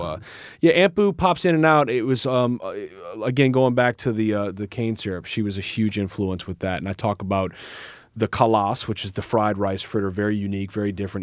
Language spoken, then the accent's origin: English; New Orleans, Louisiana, United States; I grew up in New Orleans with a company called Hubigs Pies